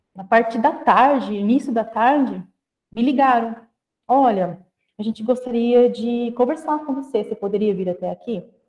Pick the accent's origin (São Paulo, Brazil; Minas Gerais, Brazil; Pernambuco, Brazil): São Paulo, Brazil; Guararapes; moved away; Eu sou uma pessoa que vim do interior do estado de São Paulo, de uma cidadezinha chamada Guararapes, uma cidade que tem pouco mais de 30 mil habitantes